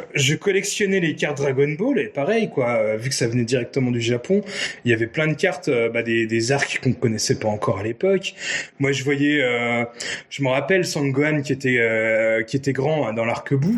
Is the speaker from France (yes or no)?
yes; Nancy, Grand Est, France; avoir vécu euh, mon enfance à Nancy